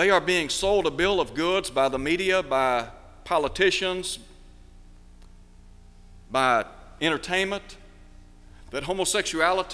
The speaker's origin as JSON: {"language": "English", "country": "United States", "said": "as American citizens"}